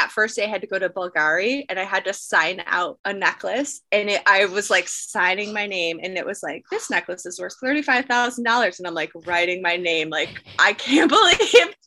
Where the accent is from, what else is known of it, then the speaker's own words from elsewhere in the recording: Buffalo, New York, United States; moved away as an adult; also born or lived in Philadelphia; now in New York City, United States; I'm from Buffalo, New York